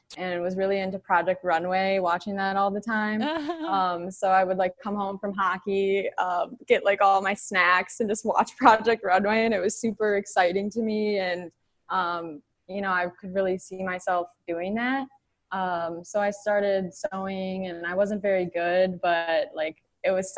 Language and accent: English; Plymouth, Michigan, United States; now in Detroit, United States; I am from Plymouth, Canton area, and I am now in downtown Detroit